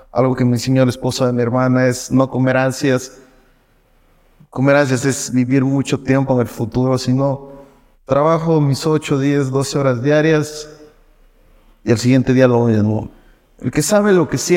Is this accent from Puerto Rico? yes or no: yes; Puerto Rico; ya llegas a un punto en el que ya dices, no, ya necesito regresar a Puerto ya necesito regresar a mi cabamba, necesito ir